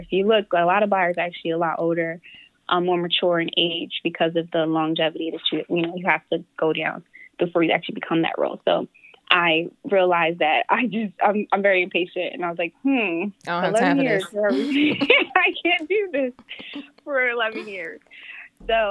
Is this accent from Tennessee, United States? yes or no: no; Philadelphia, Pennsylvania, United States; I grew up around Philadelphia